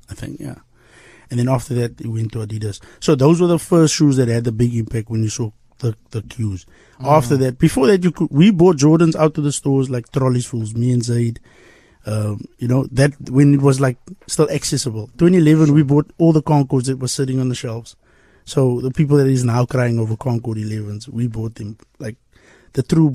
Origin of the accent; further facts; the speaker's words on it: Cape Town, Western Cape, South Africa; I'm still there. I haven't left the hood. I'm still in the hood